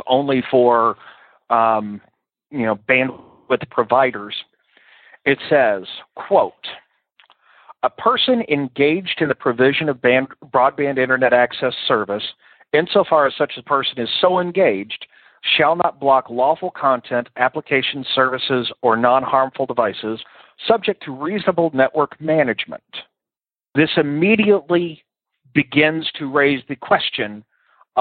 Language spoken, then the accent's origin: English; Texas, United States; I'm from Texas.